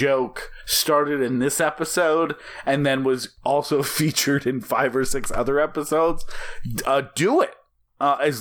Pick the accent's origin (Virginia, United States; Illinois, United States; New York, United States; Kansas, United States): Illinois, United States; Chicago; We're from Chicago